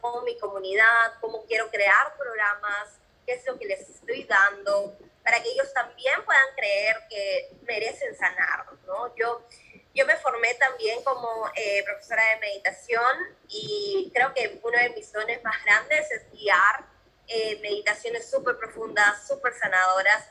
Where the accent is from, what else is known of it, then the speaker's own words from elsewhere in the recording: Peru; moved away as an adult; yo soy de Perú